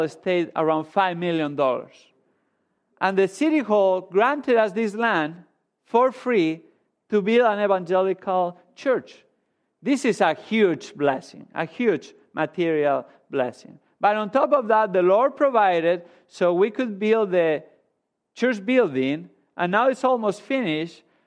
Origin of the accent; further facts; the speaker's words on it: Spain; moved away as an adult; I grew up in Spain